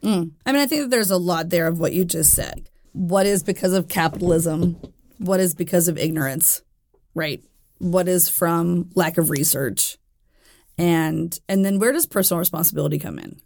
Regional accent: Jackson, Tennessee, United States; I was born in Jackson, Tennessee.

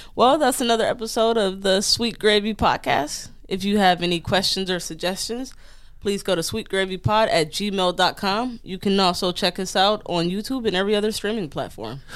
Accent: Detroit, Michigan, United States; moved away as an adult; also born or lived in Long Island; growing up in Detroit and then joining the military

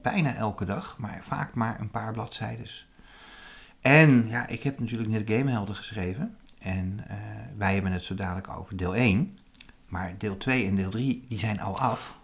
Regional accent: Zutphen, Gelderland, Netherlands; dat was in Zutphen, waar ik vandaan kom

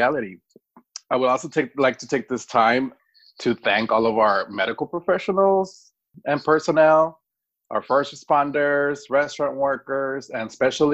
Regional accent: Rio Grande Valley, Texas, United States; also born or lived in Tamaulipas, Mexico; now in Austin, United States; I was born in the Huasteca region, al sur de Tamaulipas, Mexico, and immigrated to the United States at the age of 10 as an undocumented, unaccompanied minor. I call Texas home, and I do call the Rio Grande Valley my first home

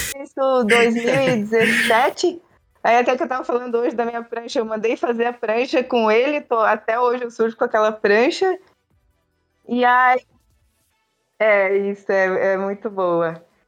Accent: interior of Santa Catarina, Brazil; also born or lived in Joinville; now in Florianópolis, Brazil; eu sou do interior do estado de Santa Catarina

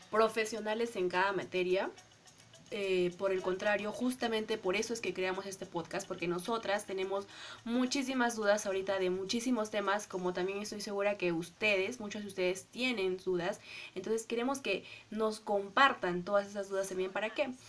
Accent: Arequipa, Peru; bueno, nací y crecí en Arequipa, somos arequipeñas al 100%.

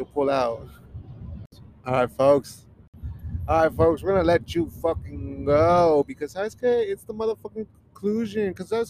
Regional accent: Idaho, United States; I'm from

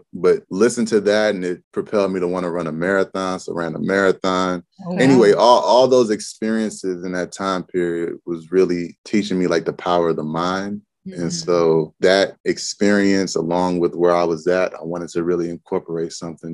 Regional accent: Montgomery County, Maryland, United States; moved away as an adult; I grew up in Maryland, Montgomery County, Maryland

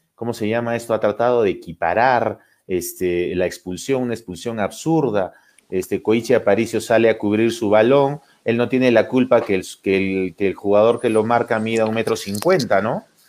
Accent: Cusco, Peru; como cusqueños

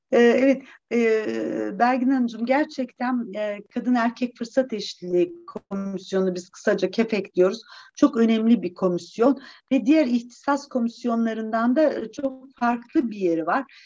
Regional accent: Eskişehir, Turkey; also born or lived in Wisconsin, United States; 1962 Eskişehir doğumluyum.

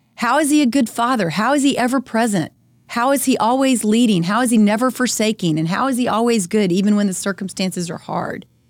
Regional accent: Friendswood, Texas, United States; We live in Friendswood. I'm a member of our school board because it's, um, important for me to be involved, and I love my hometown

